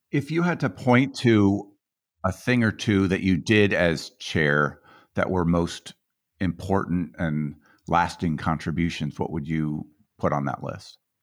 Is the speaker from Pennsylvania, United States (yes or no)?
no; Colorado, United States; I was from Colorado